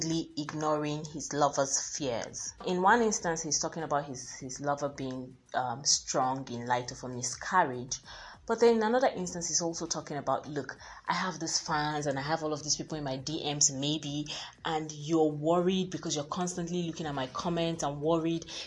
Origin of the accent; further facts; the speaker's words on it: Nigeria; I'm Nigerian